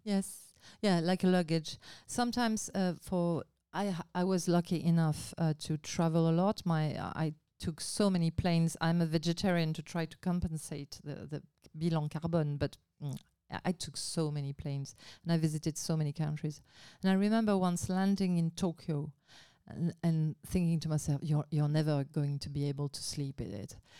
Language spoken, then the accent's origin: English; Basque Country, Nouvelle-Aquitaine, France; English is a second language; moved away; I grew up in Basque Country